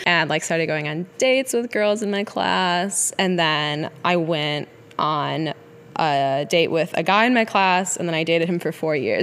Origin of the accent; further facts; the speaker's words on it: Wisconsin, United States; moved away as an adult; also born or lived in New York City / Los Angeles; we grew up in the same town together in Wisconsin